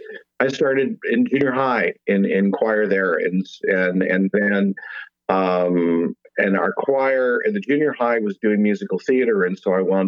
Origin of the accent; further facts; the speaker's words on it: San Jose, California, United States; moved away as an adult; also born or lived in Hollywood, California / Bay Area, California; now in Nashville, United States; I am born and raised in San Jose, California